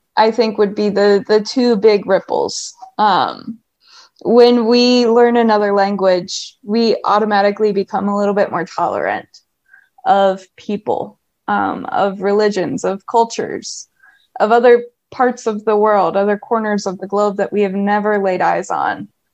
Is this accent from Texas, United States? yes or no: no; Ohio, United States; moved away as an adult; also born or lived in upstate New York; I was um, born and raised in Ohio